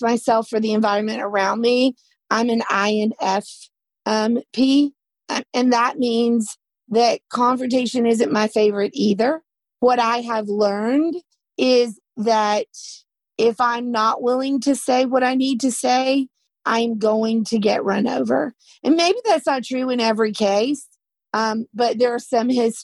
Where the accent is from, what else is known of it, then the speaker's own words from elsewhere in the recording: the South, United States; accent: Southern; I'm from the South my whole life